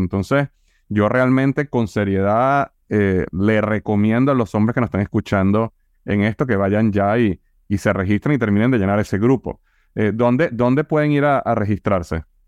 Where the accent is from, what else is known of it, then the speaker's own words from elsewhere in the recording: Venezuela; now in United States; Yo vengo de Venezuela